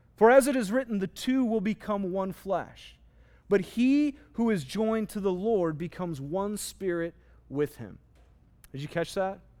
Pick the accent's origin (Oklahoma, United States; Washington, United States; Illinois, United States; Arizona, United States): Arizona, United States; Phoenix; I grew up in Arizona, specifically in Phoenix